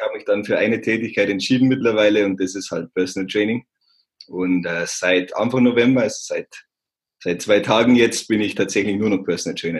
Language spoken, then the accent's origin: German; Simbach am Inn, on the Austrian border, Bavaria, Germany; moved away as an adult; also born or lived in Landshut; now in Munich, Germany; ich bin aufgewachsen im beschaulichen Zimmer am Inn, das ist an der Grenze zu Österreich, das ist ganz unten